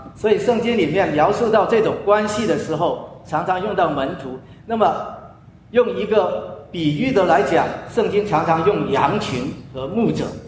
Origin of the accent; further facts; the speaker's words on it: China; moved away; also born or lived in United States; 我们中国人